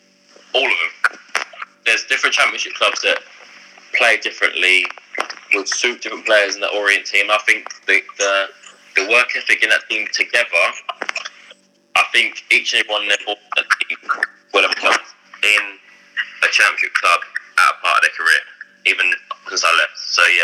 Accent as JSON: {"language": "English", "town": "Ipswich", "region": "East of England", "country": "United Kingdom", "said": "Because I'm from Ipswich, I'm quite far from everywhere in London."}